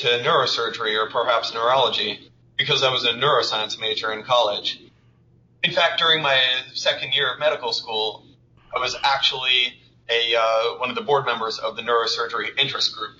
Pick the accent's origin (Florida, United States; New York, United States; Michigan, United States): New York, United States; moved away as an adult; also born or lived in Boston / Miami; now in Philadelphia, United States; I was born and raised in New York